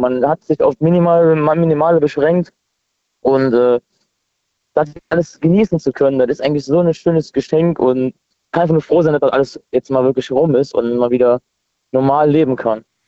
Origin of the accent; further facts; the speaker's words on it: near Trier, Rhineland-Palatinate, Germany; ich komme aus der Nähe von Trier